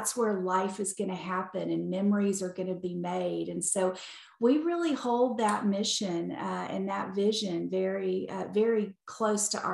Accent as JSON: {"language": "English", "town": "Palestine", "region": "Texas", "country": "United States", "tie": "born or raised there", "said": "But I was born and raised in East Texas in a little town called Palestine"}